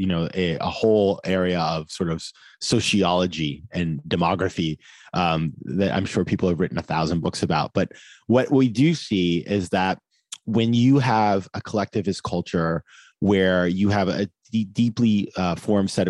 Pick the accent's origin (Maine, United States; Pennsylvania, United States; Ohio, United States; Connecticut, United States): Maine, United States; moved away; I was at my hometown in Maine